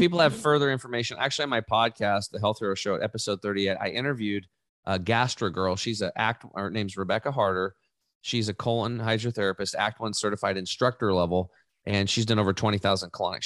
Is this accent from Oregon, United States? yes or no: yes; Eastern Oregon, United States; I grew up in Eastern Oregon, uh, hunting and fishing